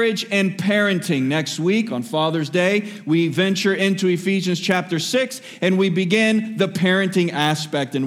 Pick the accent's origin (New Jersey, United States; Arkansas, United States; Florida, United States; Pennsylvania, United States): Florida, United States; Miami; born and raised in Miami